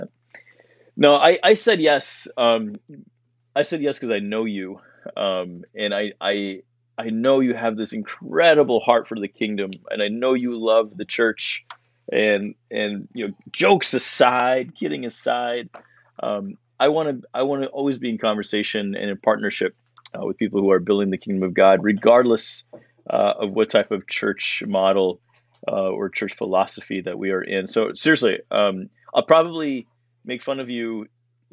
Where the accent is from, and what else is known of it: Allentown, Pennsylvania, United States; born or raised there; also born or lived in Jersey City, New Jersey